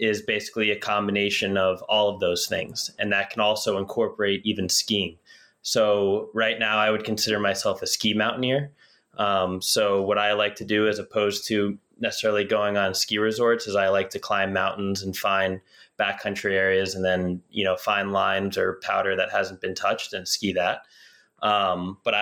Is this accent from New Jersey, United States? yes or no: yes; New Jersey, United States; I grew up in New Jersey